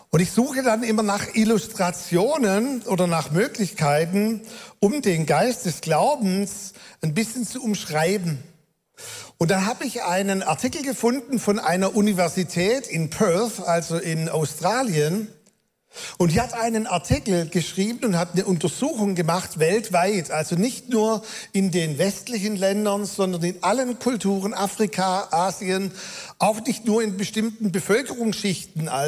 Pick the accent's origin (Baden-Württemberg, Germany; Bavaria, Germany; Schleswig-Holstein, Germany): Baden-Württemberg, Germany; accent: Swabian; aber jetzt kann ich ja auch meinen schwäbischen Akzent, den ich nicht verbergen kann, ruhig ein bisschen durchscheinen lassen